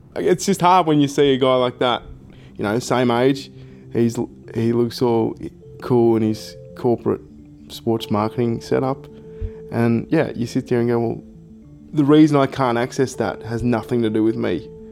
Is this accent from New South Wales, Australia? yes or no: yes; Albury, New South Wales, Australia; I'm originally from Albury. People call it Smallbury